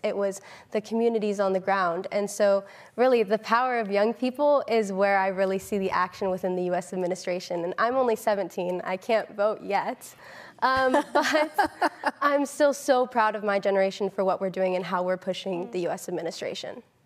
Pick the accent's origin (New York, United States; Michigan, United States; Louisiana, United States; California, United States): California, United States; Northern; I grew up in Northern California